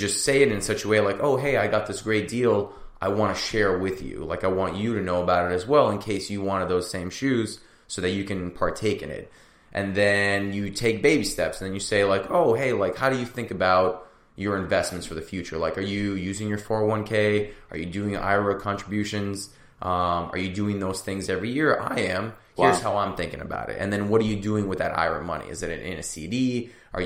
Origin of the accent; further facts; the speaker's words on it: United States; also born or lived in Russia; when we came to America, I immigrated from Russia when I was 3